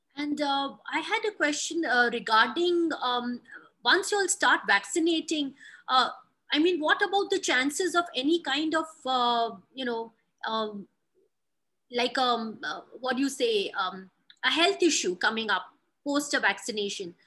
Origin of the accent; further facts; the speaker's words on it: Mumbai, Maharashtra, India; moved away; my hometown in Mumbai